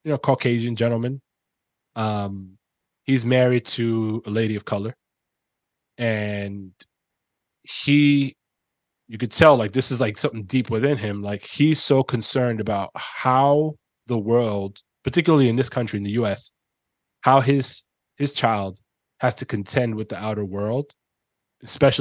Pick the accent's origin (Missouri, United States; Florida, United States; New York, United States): New York, United States; New York City; moved away; my own experience growing up in the Bronx